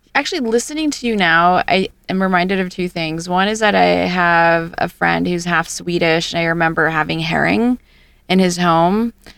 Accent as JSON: {"language": "English", "country": "Philippines", "tie": "born or raised there", "moved": "yes", "said": "I grew up in the Philippines and I speak both Tagalog"}